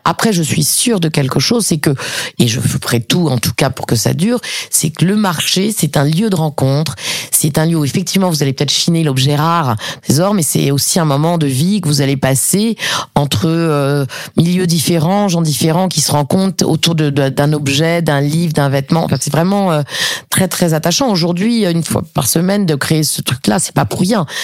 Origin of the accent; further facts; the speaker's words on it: Paris, Île-de-France, France; now in Montpellier, France; j'ai grandi à Paris avec euh, avec ma mère